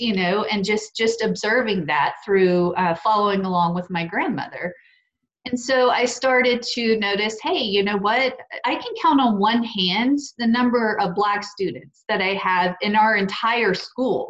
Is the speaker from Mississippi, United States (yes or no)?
yes; Petal, Mississippi, United States; growing up in Petal, Mississippi